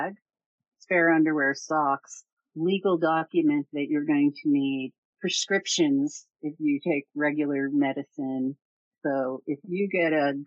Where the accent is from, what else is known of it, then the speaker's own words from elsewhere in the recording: Barnegat Bay, New Jersey, United States; moved away as an adult; also born or lived in Colorado; I grew up in New Jersey on Barnegat Bay.